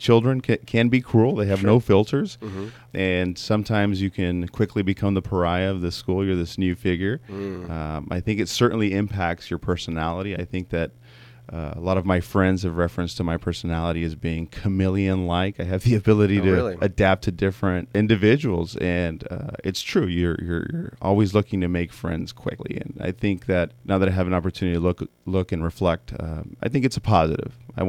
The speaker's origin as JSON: {"language": "English", "region": "California", "country": "United States", "tie": "born there", "said": "I was actually born here in the States. I was born in the Coachella Valley down in Southern California."}